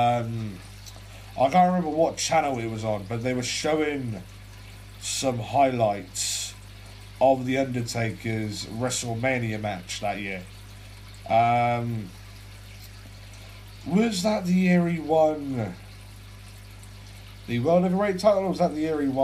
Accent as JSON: {"language": "English", "region": "England", "country": "United Kingdom", "said": "I'm a 17-year-old Brit, right? I'm from England"}